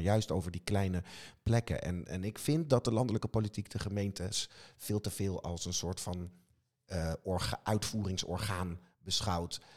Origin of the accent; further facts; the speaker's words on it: Wageningen, Gelderland, Netherlands; ik kom zelf uit Wageningen